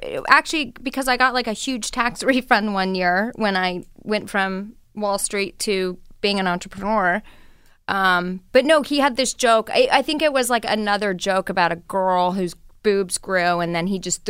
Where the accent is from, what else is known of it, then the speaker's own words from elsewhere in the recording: Colorado, United States; growing up in Colorado and my family